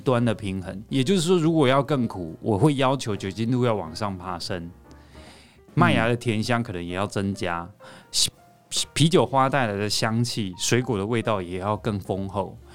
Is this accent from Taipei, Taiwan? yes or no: yes; Taipei, Taiwan; 我是台北人